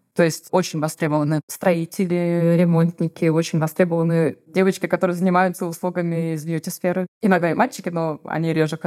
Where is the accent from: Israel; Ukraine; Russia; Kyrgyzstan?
Russia; Saint Petersburg; moved away as an adult; now in Herceg Novi, Montenegro; Я из Санкт-Петербурга, муж из Кирова